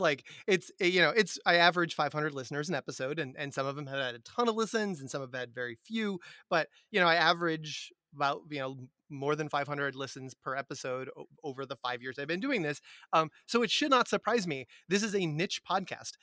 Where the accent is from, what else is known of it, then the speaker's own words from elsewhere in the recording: Massachusetts, United States; middle class white boy from Massachusetts